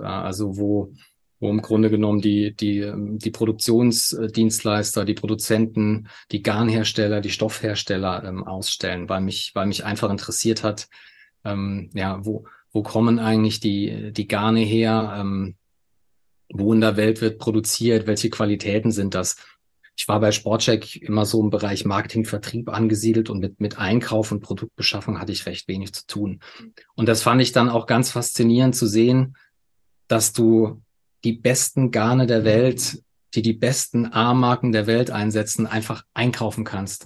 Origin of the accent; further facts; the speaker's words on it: Saarland, Germany; moved away as an adult; now in Munich, Germany; Geboren bin ich im Saarland, ähm, lebe aber jetzt schon seit, seit über 15 Jahren in München